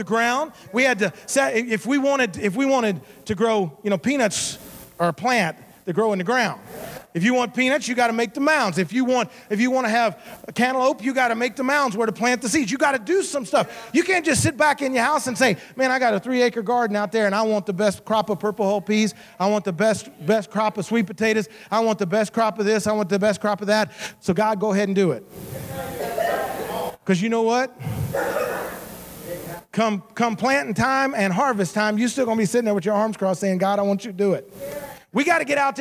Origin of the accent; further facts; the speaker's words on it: Memphis, Tennessee, United States; also born or lived in Savannah, Georgia / Southaven, Mississippi; I was born in Georgia, Savannah, Georgia. At age 5, I moved to Memphis, Tennessee. So I grew up in Memphis, Tennessee